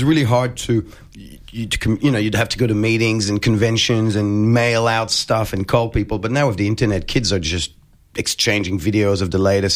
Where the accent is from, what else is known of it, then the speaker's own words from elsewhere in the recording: Quebec City, Quebec, Canada; moved away; I'm from Quebec originally, and I was in Quebec City